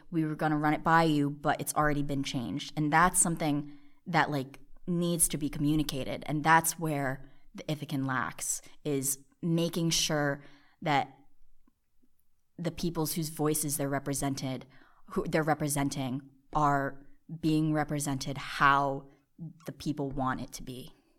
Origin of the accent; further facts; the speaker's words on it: New Jersey, United States; also born or lived in South Korea; I am from Jersey. I was originally born in South Korea